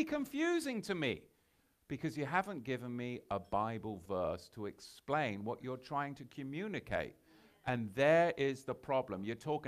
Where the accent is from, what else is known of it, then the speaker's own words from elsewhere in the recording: England, United Kingdom; I'm from England